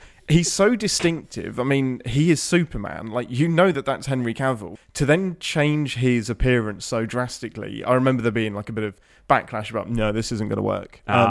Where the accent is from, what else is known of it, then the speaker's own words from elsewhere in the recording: England, United Kingdom; I'm English.